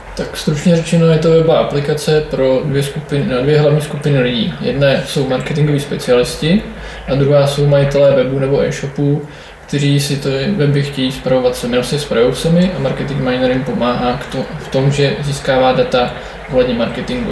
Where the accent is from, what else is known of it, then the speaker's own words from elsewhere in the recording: České Budějovice, South Bohemian Region, Czechia; jsem z Českých Budějovic